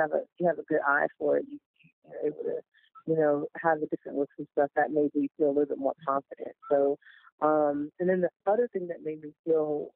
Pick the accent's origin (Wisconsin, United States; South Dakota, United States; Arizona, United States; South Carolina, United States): South Carolina, United States; Goose Creek; That was Goose Creek, my hometown